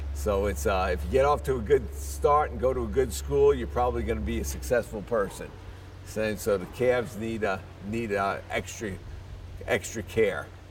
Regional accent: New York City, New York, United States; moved away as an adult; also born or lived in Ithaca, New York / Florida; now in Montezuma, Georgia, United States; I'm from the Bronx in New York City

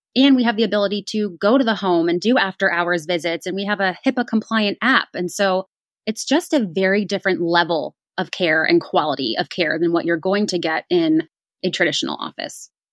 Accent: East Coast, United States; moved away as an adult; now in Indianapolis, United States; I was actually born and raised on the East Coast

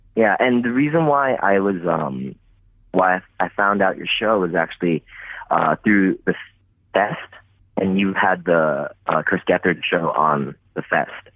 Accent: Tokyo, Japan; I'm from Tokyo, Japan

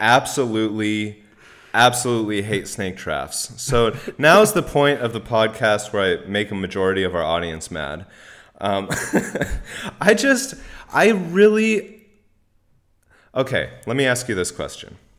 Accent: Bay Area, California, United States; I'm from the Bay Area

